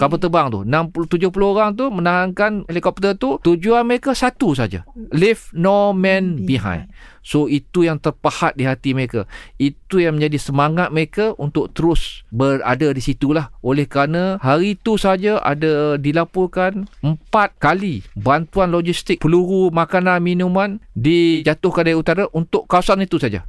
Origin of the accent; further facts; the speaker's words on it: Malaysia; kita sebagai rakyat Malaysia